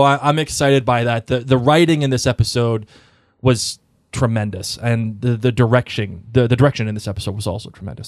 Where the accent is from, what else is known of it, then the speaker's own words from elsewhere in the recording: Boston, Massachusetts, United States; I'm from Boston